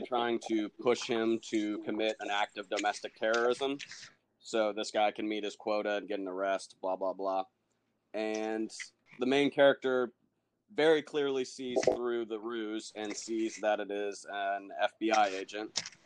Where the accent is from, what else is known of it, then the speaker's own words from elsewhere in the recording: Indiana, United States; I'm a writer from Indiana